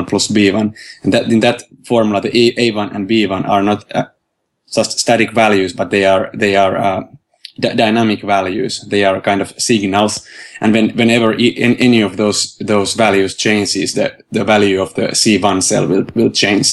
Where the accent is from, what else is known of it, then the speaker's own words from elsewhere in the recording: Helsinki, Uusimaa, Finland; I'm from Finland, Helsinki, and I'm a software developer